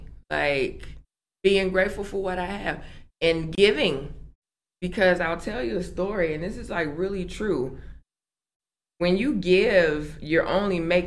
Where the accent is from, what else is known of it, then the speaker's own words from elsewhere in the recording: Aurora, Illinois, United States; moved away; city of Aurora, being able to come back to my hometown